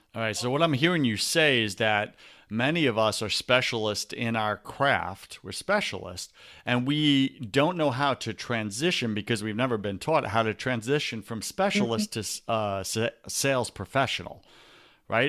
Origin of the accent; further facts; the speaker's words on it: Long Island, New York, United States; moved away; I grew up in Long Island, New York